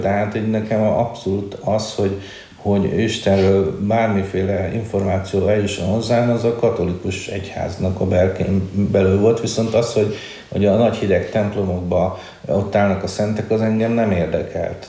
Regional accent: Budapest, Hungary; én egy, ö, ö, Csengó, ö, származású családban születtem, már Budapesten

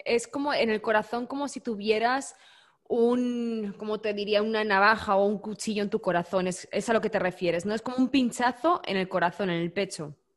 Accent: Spain; Yo como buena española

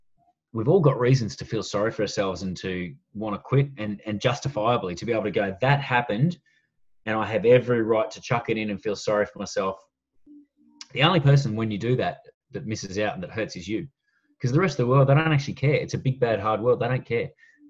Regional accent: Melbourne, Victoria, Australia; also born or lived in Hong Kong / Perth / Shepparton; So I grew up in Melbourne and Hong Kong for 6 years.

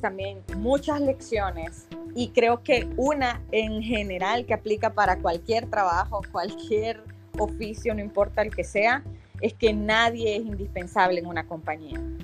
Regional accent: El Salvador; moved away as an adult; now in United States; como salvadoreña y muy orgullosa de poder representar a mi país

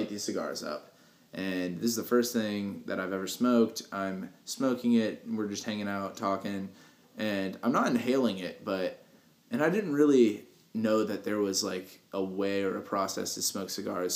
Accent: United States; I'm from Polk County.

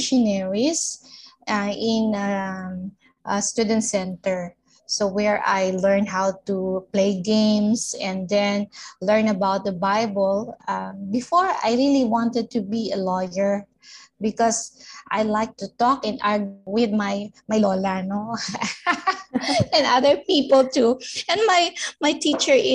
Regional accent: Cavite City, Calabarzon, Philippines; now in Valenzuela City, Philippines; I'm a native from Cavite City, but I'm now living in Valenzuela City

